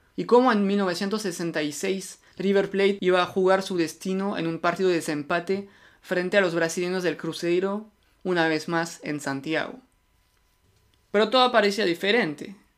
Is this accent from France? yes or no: yes; France; Spanish is a second language; yo soy francés